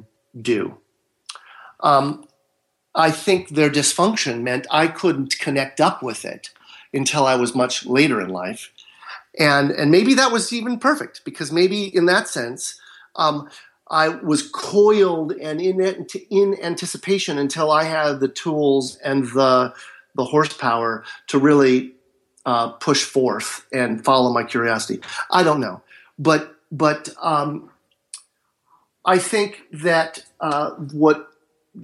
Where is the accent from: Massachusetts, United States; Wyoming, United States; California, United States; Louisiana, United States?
California, United States; Marin County, Northern; now in Southern California, United States; I live in Southern California. And I was raised in Northern California, in Marin County.